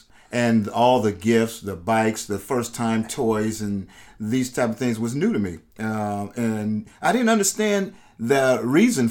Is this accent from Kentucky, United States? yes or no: no; San Francisco, California, United States; also born or lived in Oakland, California / Pleasant Hill, California; I grew up in the Bay Area as well. I was born in San Francisco, and so my early childhood was